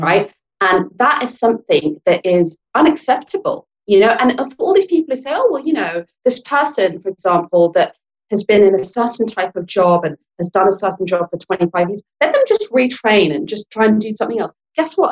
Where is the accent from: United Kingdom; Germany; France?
United Kingdom; England; accent: British; I'm born and brought up in England, I'm English Lankan